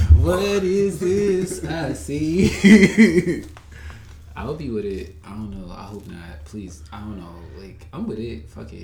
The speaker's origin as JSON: {"language": "English", "region": "the South", "country": "United States", "tie": "born or raised there", "said": "Because you know, growing up in the South, you think, let me pray it away"}